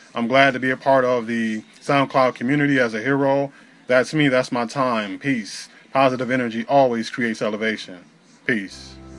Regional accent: Northern Illinois, United States; I was born and raised in Northern Illinois

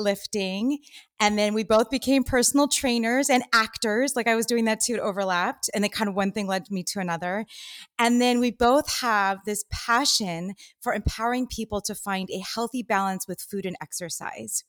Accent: Los Angeles, California, United States; Here, born and raised in L A, which is kinda weird.

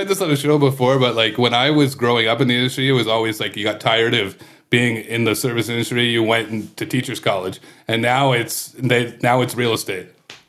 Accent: Kingston, Ontario, Canada; moved away; I'm from Kingston originally.

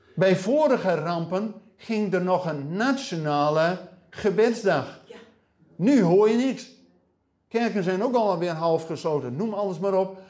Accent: Netherlands; wij als Nederlanders, als gelovigen in Nederland

